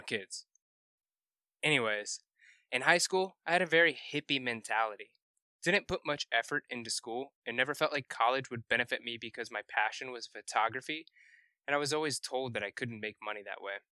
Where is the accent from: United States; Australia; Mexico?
United States; Carmel, Indiana; I grew up in Carmel, Indiana, which is just north of Indianapolis